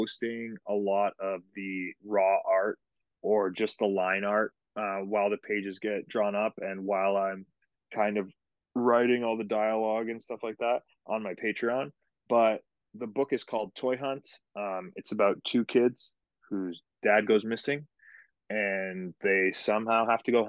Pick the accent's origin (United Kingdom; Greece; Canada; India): Canada; moved away as an adult; now in United States; my home country of Canada